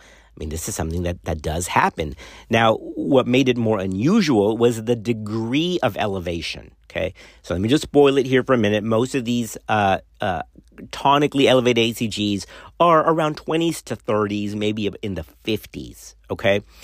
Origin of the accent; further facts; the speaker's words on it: Laredo, Texas, United States; growing up in Laredo, uh, around that time, right, it was seventies-ish